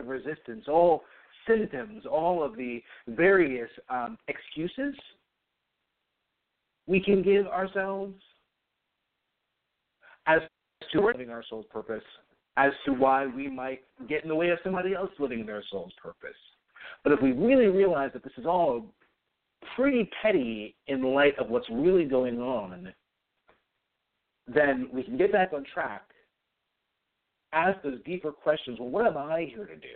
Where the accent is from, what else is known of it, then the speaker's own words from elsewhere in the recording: New York, United States; also born or lived in Massachusetts; I grew up in New York, went to school in Massachusetts